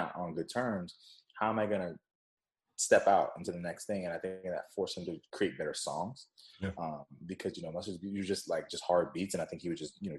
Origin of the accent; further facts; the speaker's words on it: West Coast, United States; also born or lived in Jamaica; I'm from the West Coast.